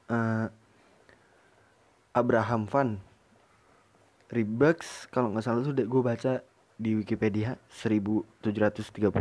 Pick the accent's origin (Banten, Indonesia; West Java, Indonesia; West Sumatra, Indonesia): West Java, Indonesia; Depok; oh kebetulan gue dari Jawa Barat Jawa Barat